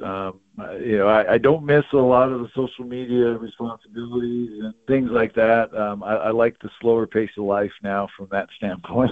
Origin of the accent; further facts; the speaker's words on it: Yakima, Washington, United States; when I was growing up in Yakima